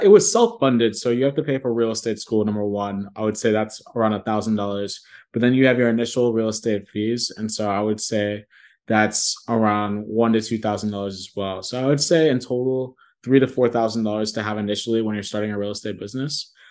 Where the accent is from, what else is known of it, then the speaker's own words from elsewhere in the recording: Columbus, Ohio, United States; also born or lived in New York City / Nigeria (ancestry); now in Dallas, United States; I'm from Columbus, Ohio originally, but I live in Dallas, Texas as we speak.